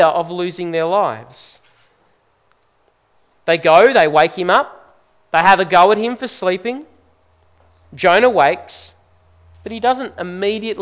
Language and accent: English; Brisbane, Queensland, Australia; I grew up in Queensland, in Brisbane